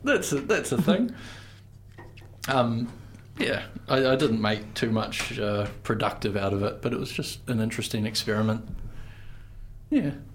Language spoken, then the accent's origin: English; Invercargill, Southland, New Zealand; moved away; I'm from Invercargill, and it's uh, we make some pretty grimy music down there